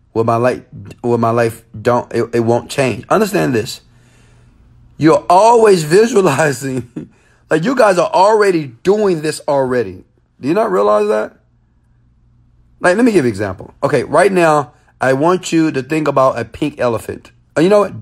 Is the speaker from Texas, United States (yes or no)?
yes; Houston, Texas, United States; Yeah, I'm from Houston, Texas, guys. Guys, I am from Houston, Texas. H Town, baby.